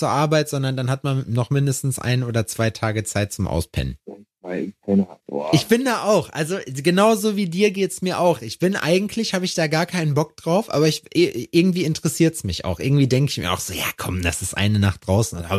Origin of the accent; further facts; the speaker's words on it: Region south of Dortmund, North Rhine-Westphalia, Germany; eine Stunde, also 40 Minuten brauchst du dann noch Richtung Süden von Dortmund aus. So, wenn ähm, da, wo ich ja herkomme, gebürtig